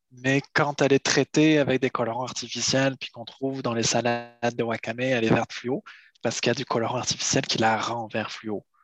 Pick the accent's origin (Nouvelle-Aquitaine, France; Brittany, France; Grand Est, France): Brittany, France; moved away as an adult; also born or lived in Île-de-France; now in Quebec, Canada; je suis né en région parisienne, mais je suis ah, originaire de Bretagne. Je suis originaire de Bretagne